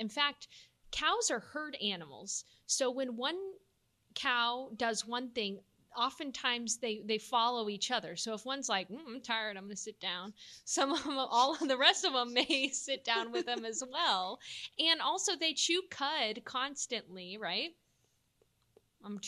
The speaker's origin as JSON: {"language": "English", "region": "Texas", "country": "United States", "said": "I'm from Texas."}